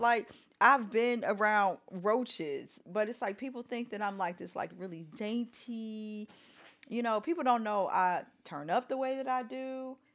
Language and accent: English; Chicago, Illinois, United States; I grew up on the South Side of Chicago